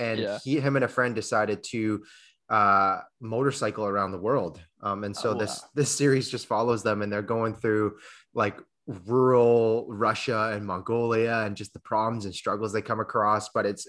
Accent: Canada; even though I am Canadian

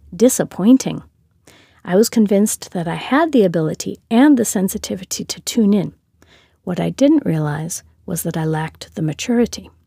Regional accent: Minneapolis, Minnesota, United States; moved away; also born or lived in St. Louis Park, Minnesota / Brazil; born in Minneapolis, Minnesota, in the United States of America

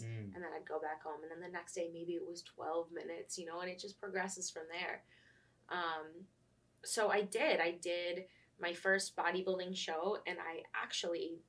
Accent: Buffalo, New York, United States; moved away; I'm originally from Buffalo, New York

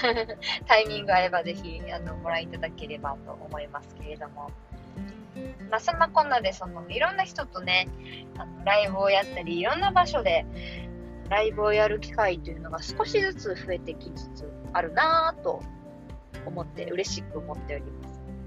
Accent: Kansai, Japan; moved away; 私の地元の関西に

